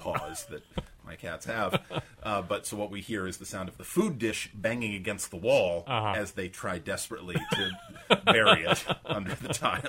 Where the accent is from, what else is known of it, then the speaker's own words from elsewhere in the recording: Maine, United States; I'm from Maine.